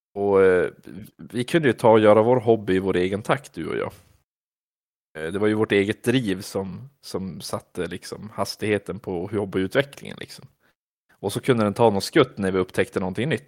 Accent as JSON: {"language": "Swedish", "town": "Vilhelmina", "region": "Västerbotten County", "country": "Sweden", "said": "jag fick mina kompisar hemma i Vilhelmina"}